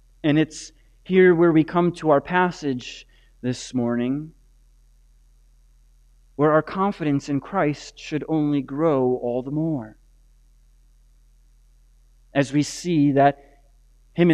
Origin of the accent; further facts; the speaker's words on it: Green Bay, Wisconsin, United States; I grew up on the Bay of Green Bay